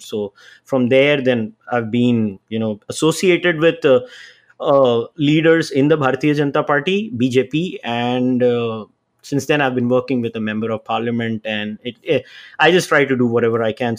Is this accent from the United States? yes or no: no; Mumbai, Maharashtra, India; moved away as an adult; also born or lived in Canada; born and raised in Mumbai